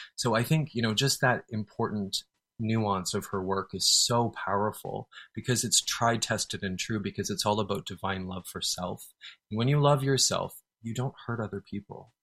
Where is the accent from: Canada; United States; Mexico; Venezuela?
Canada; I'm a Canadian